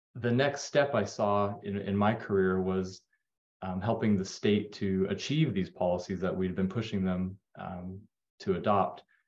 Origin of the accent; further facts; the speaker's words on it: Las Vegas, Nevada, United States; moved away; I, grew up in Las Vegas